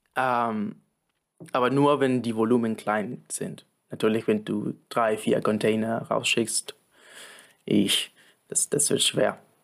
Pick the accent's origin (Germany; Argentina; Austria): Argentina; moved away; ich komme aus Argentinien